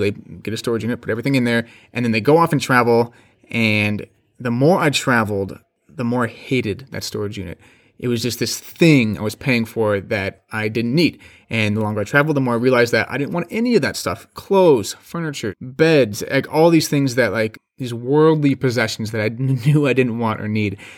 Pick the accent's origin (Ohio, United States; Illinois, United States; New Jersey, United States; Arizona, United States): Arizona, United States; Phoenix; I am from Phoenix, Arizona